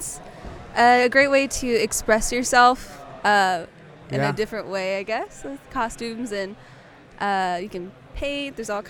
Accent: Oklahoma, United States; moved away as an adult; also born or lived in Georgia, United States; now in Kansas City, United States; I'm actually not from Kansas City. I was technically born in Georgia, down south, and then I was raised in Oklahoma, then just moved here last year.

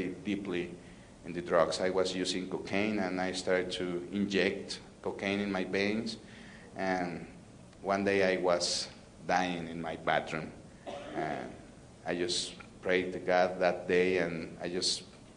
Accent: Mexico City, Mexico; I'm from Mexico City, the biggest city of the world. I'm from Mexico City

